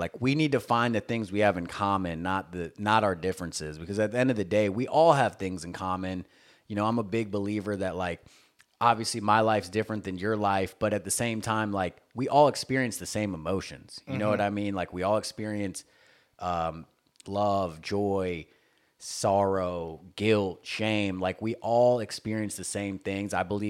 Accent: the South, United States; I mean, just growing up in the South, dude, it was …, …, …

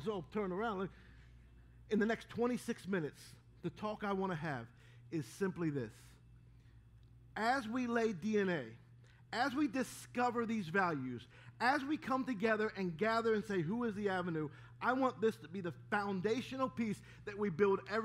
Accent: Baltimore, Maryland, United States; My brother and I, growing up in Baltimore

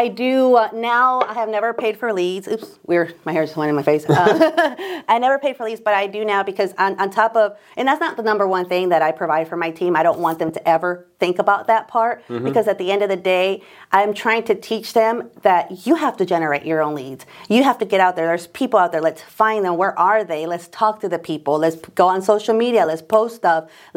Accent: Omaha, Nebraska, United States; I grew up in South Omaha

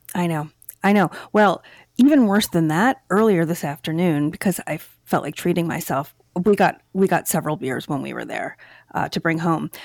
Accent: Downingtown, Pennsylvania, United States; I grew up in in Chester County in Downingtown

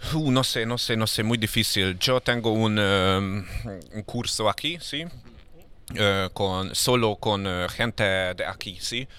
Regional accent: Hungary; Spanish is a second language; moved away as an adult; now in Barcelona, Spain; en mi país, Hungría

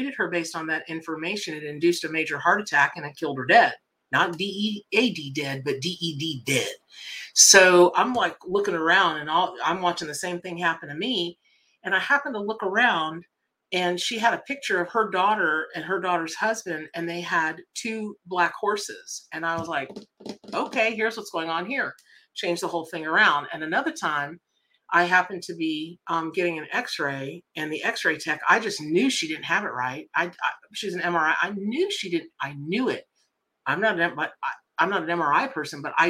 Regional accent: Ocala, Florida, United States; also born or lived in Miami, Florida / Boca Raton, Florida; I'm from Ocala, Florida, right? So I, you know, originally from Miami Boca, but grew up in Ocala

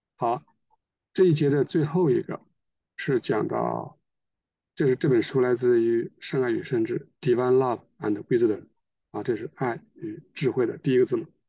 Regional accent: China; 我们中国人比较适应这个说法

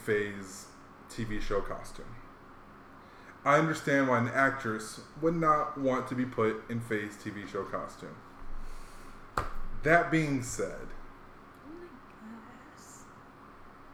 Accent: Hawaii, United States; moved away; Growing up in Hawaii

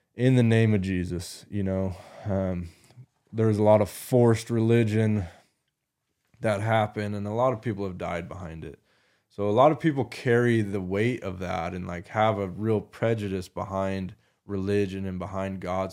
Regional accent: United States; an American Christian male in twenty twenty-four now

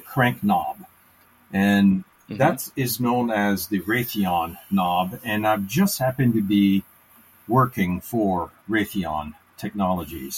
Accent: Canada; also born or lived in Maryland; now in United States; I was raised in Canada

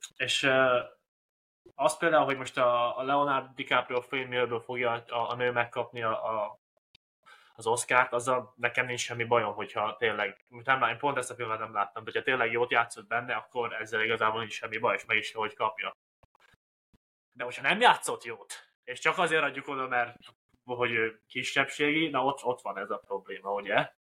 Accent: Hungary; mi magyarok vagyunk

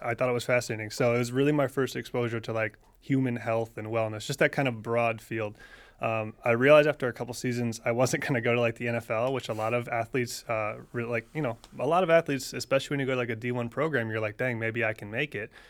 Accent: near UCF, Florida, United States; I went to U C F, which was it, you know, forty-five minutes from my hometown

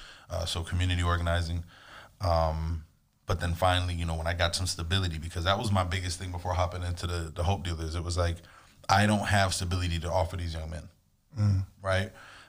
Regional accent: Miami Gardens, Florida, United States; moved away as an adult; now in West Palm Beach, United States; I grew up in Carroll City, Miami, Florida

